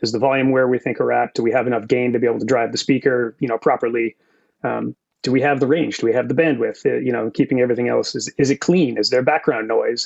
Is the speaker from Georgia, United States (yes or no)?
no; Massachusetts, United States; moved away as an adult; also born or lived in San Francisco, California; now in California, United States; born and raised in Massachusetts